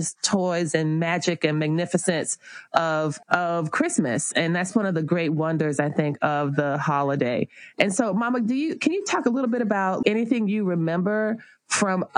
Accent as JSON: {"language": "English", "town": "West Palm Beach", "region": "Florida", "country": "United States", "tie": "born or raised there", "said": "we grew up in South Florida in West Palm Beach"}